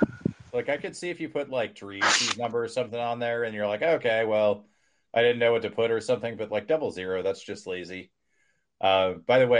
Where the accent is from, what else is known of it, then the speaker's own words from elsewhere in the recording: St. Louis, Missouri, United States; I'm from St. Louis